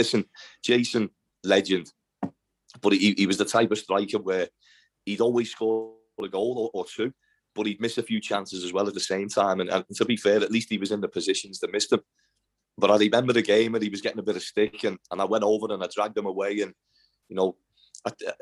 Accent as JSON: {"language": "English", "town": "Liverpool", "region": "North West England", "country": "United Kingdom", "accent": "Scouse", "said": "my Scouse accent and, you know, being English"}